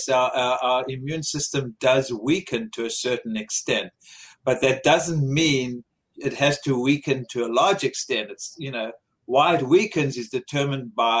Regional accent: South Africa; born or raised there; moved away

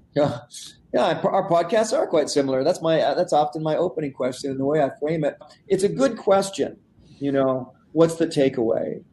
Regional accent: Canada; I said portage because I'm Canadian. That's how you say it

